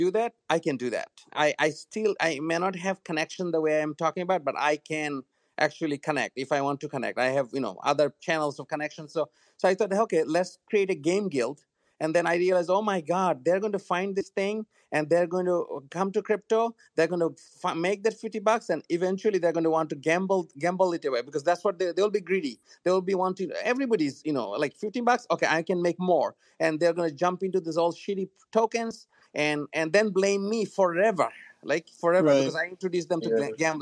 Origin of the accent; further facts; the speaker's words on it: Bangladesh; English is a second language; moved away as an adult; now in United States; I am from Bangladesh originally. I went to school here.